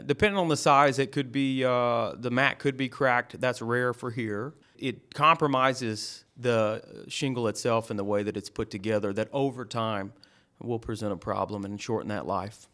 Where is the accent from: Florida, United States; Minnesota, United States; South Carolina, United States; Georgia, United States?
Georgia, United States; Lawrenceville; I'm from Lawrenceville